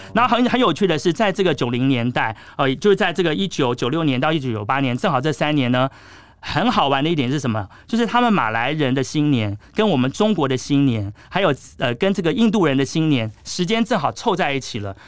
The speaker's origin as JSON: {"language": "Chinese", "country": "Taiwan"}